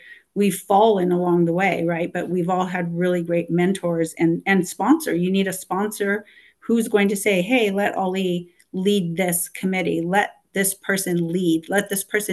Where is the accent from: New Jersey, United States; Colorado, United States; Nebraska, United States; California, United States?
California, United States; Los Angeles; I'm from Los Angeles